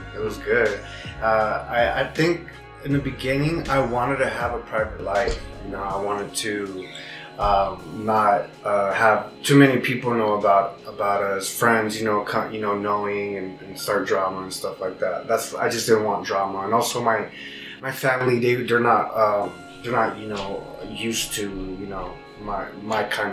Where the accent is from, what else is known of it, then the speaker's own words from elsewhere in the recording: Bay Area, California, United States; moved away; Bay Area is my hometown